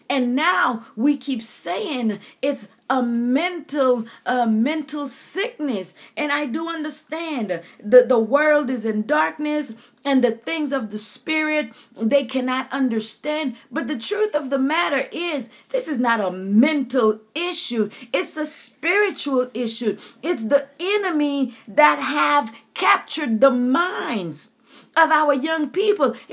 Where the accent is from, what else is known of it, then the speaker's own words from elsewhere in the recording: U.S. Virgin Islands; growing up in the Caribbean, my country taste of thee, sweet land of liberty, we, we said our uh, Virgin Island anthem.